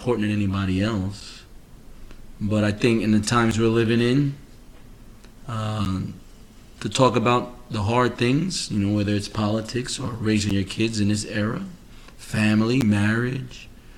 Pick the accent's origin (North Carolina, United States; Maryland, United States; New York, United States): New York, United States; New York City; moved away as an adult; now in Florida, United States; originally from Queens, New York. I've been living in Florida now 15 years